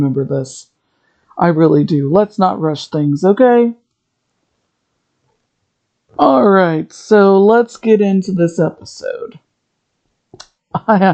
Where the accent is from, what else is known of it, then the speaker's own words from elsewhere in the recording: Ohio, United States; I'm from Ohio